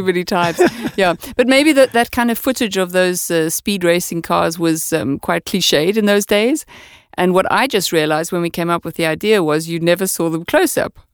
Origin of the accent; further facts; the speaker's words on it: South Africa; moved away as an adult; also born or lived in Amsterdam, Netherlands; now in Denmark; I'm from South Africa, so I say ya a lot